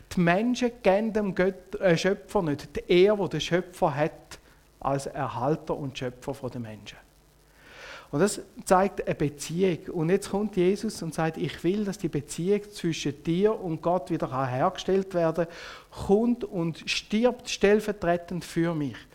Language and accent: German; Switzerland; also born or lived in Biel; uns als Schweizer